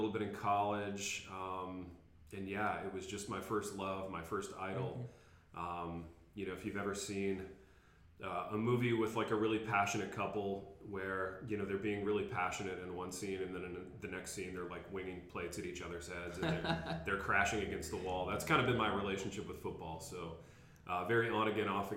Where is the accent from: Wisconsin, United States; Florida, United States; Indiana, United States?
Indiana, United States; Hartford City; also born or lived in Michigan; now in Jackson, United States; Grew up in Indiana. Grew up in a tiny little town called Hartford City, which was like an hour north of Indianapolis